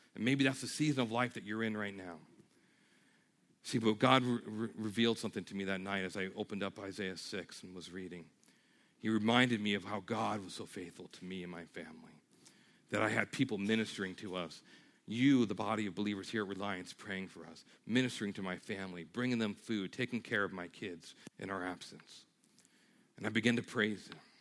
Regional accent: New York, United States; moved away; I'm from New York

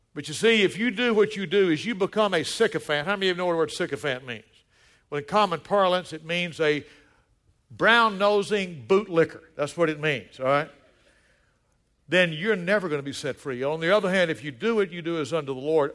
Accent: the South, United States; moved away; also born or lived in Colorado Springs; When I was growing up in the South

